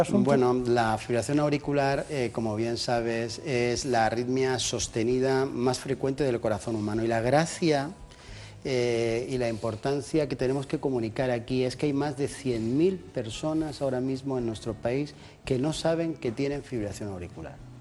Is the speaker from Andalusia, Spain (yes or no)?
yes; Jaén, Andalusia, Spain; moved away; Yo soy de Jaén, del barrio de San Juan